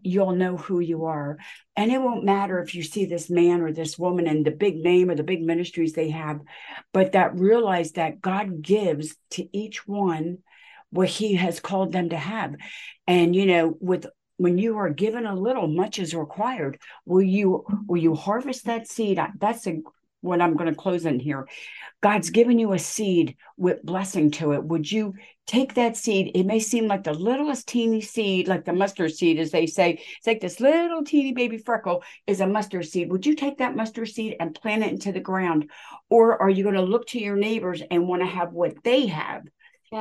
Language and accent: English; United States; I am from America, but I am not white. I am Native American and Italian